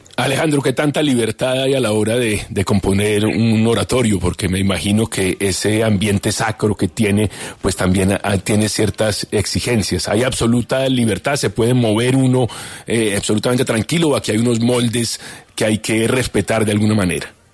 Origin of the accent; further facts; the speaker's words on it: Bogotá, Colombia; moved away as an adult; now in New York, United States; yo crecí en Bogotá